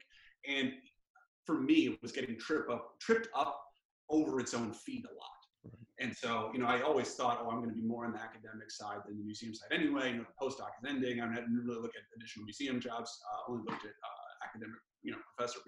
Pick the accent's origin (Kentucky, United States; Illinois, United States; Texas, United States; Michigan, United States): Illinois, United States; Chicago; moved away as an adult; also born or lived in Los Angeles / Virginia / Massachusetts; I grew up in Chicago, but both of my parents had grown up in Los Angeles